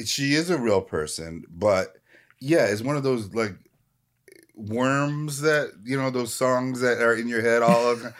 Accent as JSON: {"language": "English", "town": "Minneapolis", "region": "Minnesota", "country": "United States", "tie": "born or raised there", "said": "I'm from Minneapolis"}